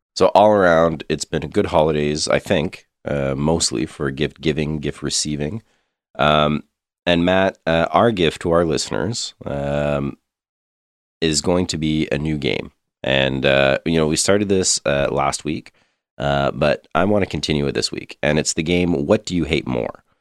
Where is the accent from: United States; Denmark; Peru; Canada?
Canada; being Canadian, having grown up with some pretty extreme colds